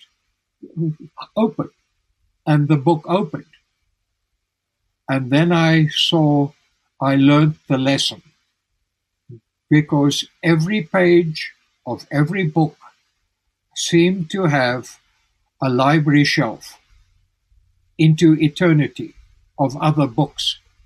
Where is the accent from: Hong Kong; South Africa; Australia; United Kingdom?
South Africa; moved away as an adult; also born or lived in Tucson, Arizona; in South Africa, I was very ill